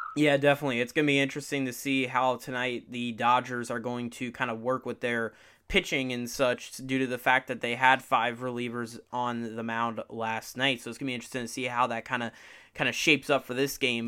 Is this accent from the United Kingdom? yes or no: no; Tampa, Florida, United States; I am from the Tampa area.